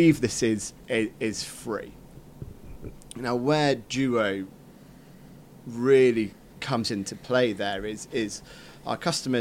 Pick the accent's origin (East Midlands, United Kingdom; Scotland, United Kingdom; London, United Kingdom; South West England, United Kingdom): South West England, United Kingdom; Cornwall; I grew up in Cornwall chasing cows around the field.